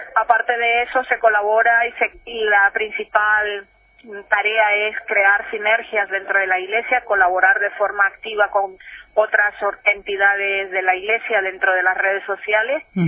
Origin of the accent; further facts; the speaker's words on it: Nicaragua; now in Spain; yo soy de Nicaragua y estudié en un colegio